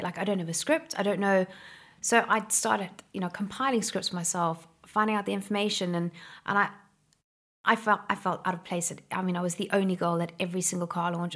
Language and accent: English; Somerset West, Western Cape, South Africa; I'm from Somerset West in Cape Town. It was a no man's land when I was a kid.